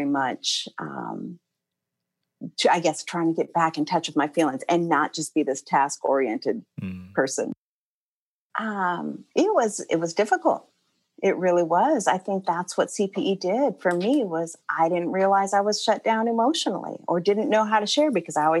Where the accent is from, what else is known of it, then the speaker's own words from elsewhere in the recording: Portland, Oregon, United States; moved away as an adult; now in Atlanta, United States; I grew up in Portland, Oregon. I lived there till I was about 24.